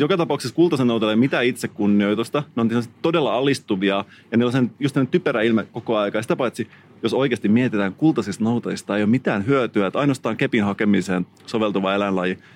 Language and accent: Finnish; Salo, Southwest Finland, Finland; mä oon kotoisin Salosta